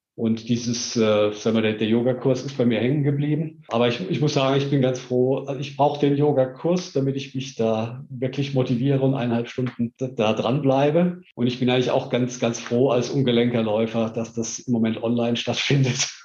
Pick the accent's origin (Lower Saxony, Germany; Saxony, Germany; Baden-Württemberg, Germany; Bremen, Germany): Baden-Württemberg, Germany; Heidelberg; moved away as an adult; now in Stuttgart, Germany; in meiner Jugend in Heidelberg